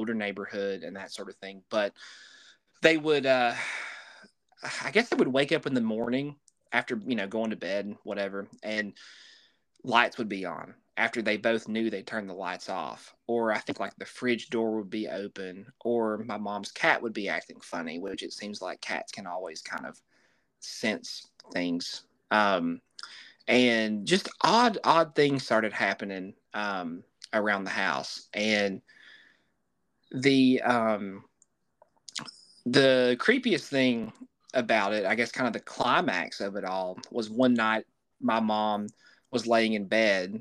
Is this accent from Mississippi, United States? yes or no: no; Southwest Virginia, United States; my family, we're from Southwest Virginia